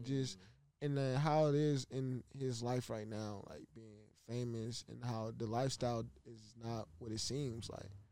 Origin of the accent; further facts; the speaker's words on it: Los Angeles area, California, United States; I'm just 20 minutes away from home, like, from my hometown